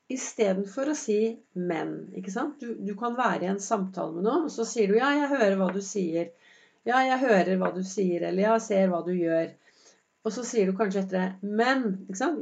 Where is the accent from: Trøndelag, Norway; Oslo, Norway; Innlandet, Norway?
Oslo, Norway; Jeg vokste jo opp eh, på, på Vinderen